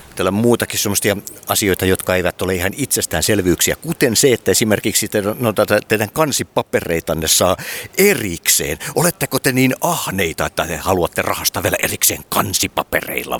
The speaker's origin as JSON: {"language": "Finnish", "town": "Vaasa", "region": "Ostrobothnia", "country": "Finland", "tie": "born or raised there", "said": "minun synnyinkaupungissani Vaasassa"}